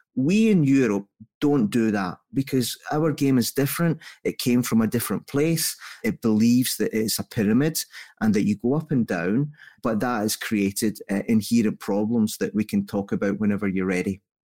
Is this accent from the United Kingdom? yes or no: yes; Scotland, United Kingdom; So I'm Scottish only in upbringing.